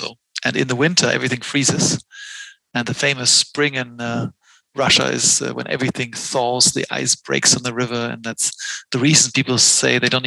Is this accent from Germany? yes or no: yes; Mainz, Rhineland-Palatinate, Germany; also born or lived in Boston; in my hometown, Mainz on the Rhine, on our side of the Rhine, the kids were allowed to play in the sand pits and in the grass